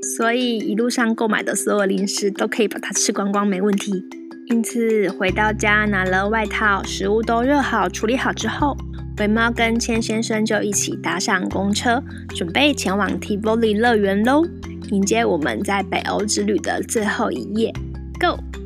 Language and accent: Chinese; Taiwan; 而身为中国人、台湾人